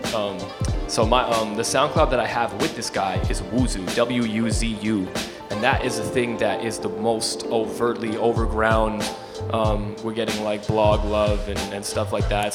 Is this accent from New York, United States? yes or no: yes; Ossining, New York, United States; I grew up in Ossining, which is uh, in the Hudson Valley, about an hour from here